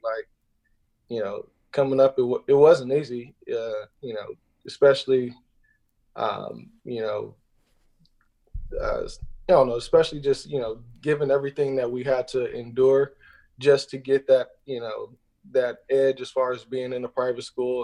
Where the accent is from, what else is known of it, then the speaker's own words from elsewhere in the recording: Inglewood, California, United States; I grew up out in Los Angeles, uh, Inglewood to be specific